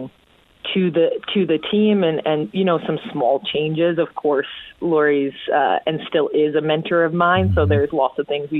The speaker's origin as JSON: {"language": "English", "town": "Calgary", "region": "Alberta", "country": "Canada", "also_born_or_lived": "Edmonton", "said": "I'm originally from Calgary"}